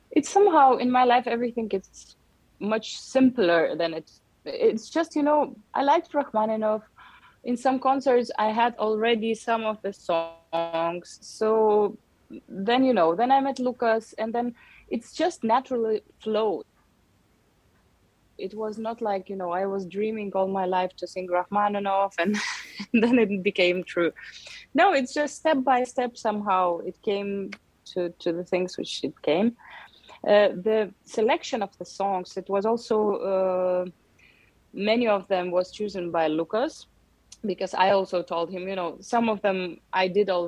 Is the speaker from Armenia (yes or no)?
yes; Yerevan, Armenia; uh, all my most beautiful memories of the childhood was Yerevan, and um, and also I still have many brothers and and sisters here